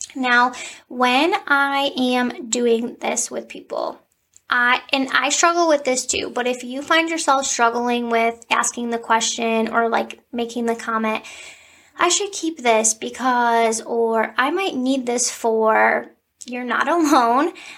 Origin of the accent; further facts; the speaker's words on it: Cleveland, Ohio, United States; I am from Cleveland.